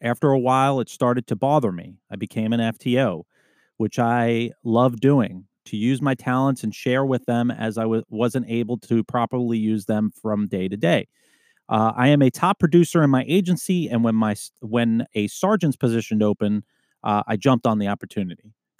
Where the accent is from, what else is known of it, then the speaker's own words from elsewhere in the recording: Alaska, United States; An opportunity opened up in my hometown in Alaska, and I jumped on it.